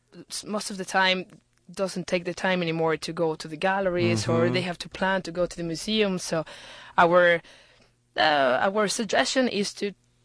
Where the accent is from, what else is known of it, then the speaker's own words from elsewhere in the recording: Irapuato, Guanajuato, Mexico; now in Houston, United States; Mexico. I'm from Irapuato, Guanajuato.